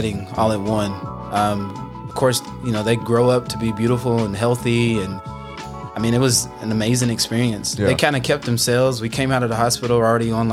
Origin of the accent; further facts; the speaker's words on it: Hopkinsville, Kentucky, United States; moved away; back home in Hoptown